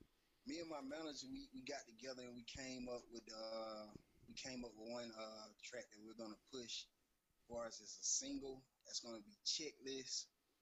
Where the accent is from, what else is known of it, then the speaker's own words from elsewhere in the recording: Montgomery, Alabama, United States; I'm from Montgomery, Alabama, home of a lot of legends.